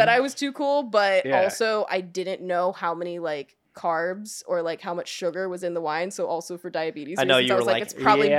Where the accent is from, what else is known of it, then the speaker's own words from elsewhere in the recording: Atlanta, Georgia, United States; I was raised in Atlanta, Georgia.